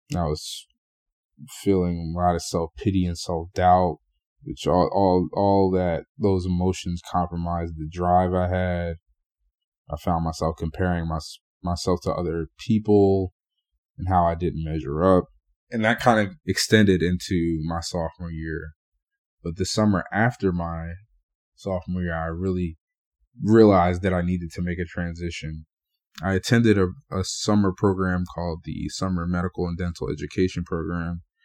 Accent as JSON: {"language": "English", "town": "Burlington", "region": "New Jersey", "country": "United States", "tie": "born or raised there", "said": "I grew up in Burlington, for those of you from New Jersey. um, that's in Central Jersey"}